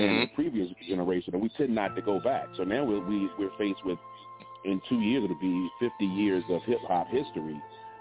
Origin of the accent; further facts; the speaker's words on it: Virginia, United States; I'm not a New Yorker, I'm from Virginia